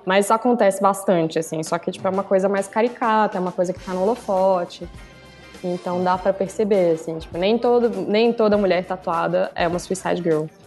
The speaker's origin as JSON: {"language": "Portuguese", "town": "Brasília", "region": "Federal District", "country": "Brazil", "moved": "as an adult", "lives_now": "São Paulo, Brazil", "said": "Sou tatuadora de Brasília, moro em São Paulo há uns dois anos e meio."}